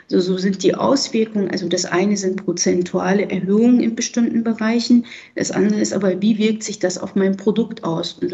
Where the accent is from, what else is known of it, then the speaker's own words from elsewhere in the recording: Berlin, Germany; Ich selber habe ja eben gesagt, bin aus Berlin und ich war die Tage am Berliner Hauptbahnhof und habe es mit eigenen Augen gesehen.